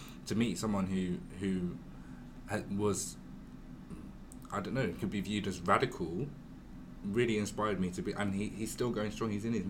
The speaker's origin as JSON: {"language": "English", "region": "London", "country": "United Kingdom", "tie": "born or raised there", "also_born_or_lived": "Bristol", "moved": "as an adult", "said": "I'm from London, and no one had really drawn that much attention to my race growing up. My classes in school and teachers were really diverse"}